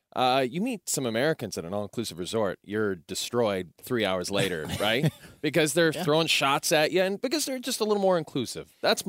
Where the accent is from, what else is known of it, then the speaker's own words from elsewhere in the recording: Canada; as a Canadian.